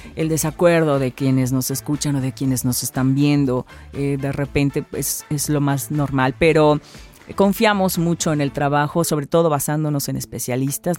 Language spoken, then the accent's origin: Spanish; Orizaba, Veracruz, Mexico; moved away as an adult; now in Xalapa, Mexico; yo soy de la ciudad de Orizaba